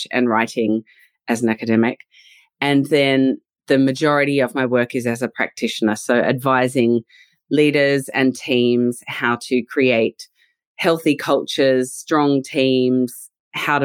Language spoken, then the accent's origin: English; Australia; accent: Australian; now in London, United Kingdom; as you can probably tell from my accent, I'm originally from Australia, but my accent never goes away